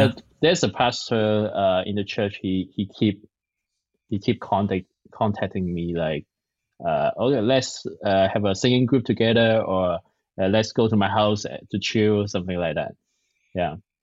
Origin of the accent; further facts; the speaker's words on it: Hong Kong; English is a second language; now in San Francisco, United States; I'm from Hong Kong. I'm a Chinese. Yeah, I speak Cantonese.